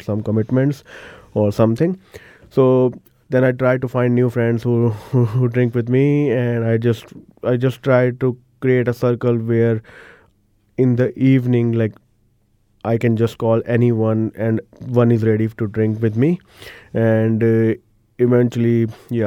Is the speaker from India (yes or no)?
yes; India; moved away as an adult; now in Christchurch, New Zealand; Originally, I'm from India, one of the big cities over there, and came here in Christchurch seven and a half years ago